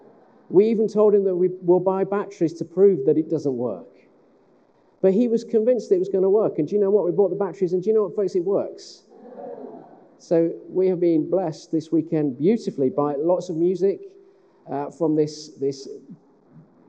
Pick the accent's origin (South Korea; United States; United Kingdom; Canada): United Kingdom; West Midlands; now in Sheffield, United Kingdom; I'm from the West Midlands.